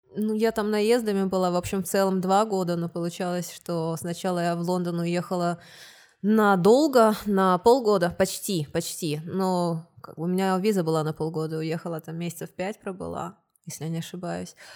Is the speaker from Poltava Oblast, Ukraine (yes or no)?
no; Odesa, Odesa Oblast, Ukraine; also born or lived in Kyiv, Ukraine / England; now in Tyrol, Austria; я из Одессы переехала в Киев